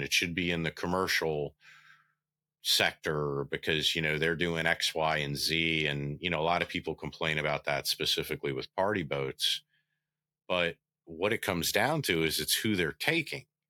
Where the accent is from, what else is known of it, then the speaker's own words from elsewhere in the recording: United States; growing up on the Bay